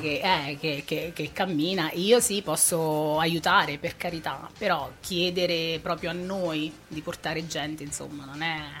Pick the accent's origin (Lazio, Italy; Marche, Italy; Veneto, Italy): Marche, Italy; Ascoli Piceno; moved away as an adult; now in Spinetoli, Italy; Io sono nata proprio al centro di Ascoli